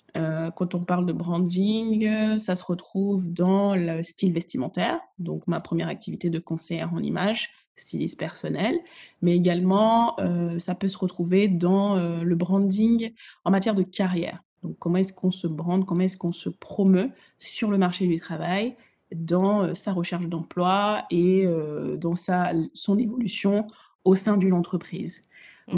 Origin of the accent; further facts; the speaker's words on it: Togo; also born or lived in Ghana; now in Paris, France; Mes deux parents sont ghanéens et ils ont migré au Togo, donc je suis togolaise également